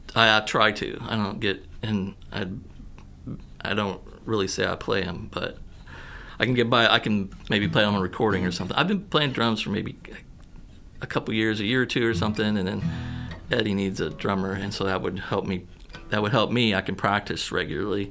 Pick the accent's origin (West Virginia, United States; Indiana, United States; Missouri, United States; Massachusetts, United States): Missouri, United States; Poplar Bluff; moved away as an adult; also born or lived in Kentucky / Mountain View, Missouri; now in Columbia, United States; I was born in Kentucky, but I was raised like Southern Missouri and Southeast Missouri and Mountain View, and then spent most of my time like growing up, my teenage years in Poplar Bluff